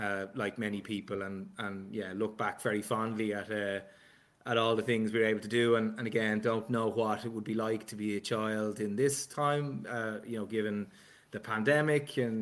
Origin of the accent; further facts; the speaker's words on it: Balbriggan, Leinster, Ireland; accent: Dublin; I grew up in Balbriggan, which is on the seafront in North Dublin